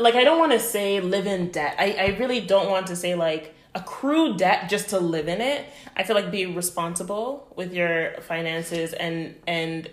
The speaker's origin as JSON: {"language": "English", "country": "Canada", "moved": "as an adult", "said": "I'm Canadian"}